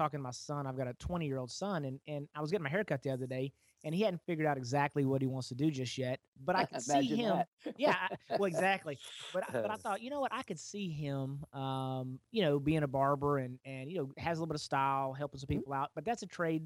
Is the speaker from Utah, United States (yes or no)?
no; Texas, United States; I'm kind of a born and raised Texas boy.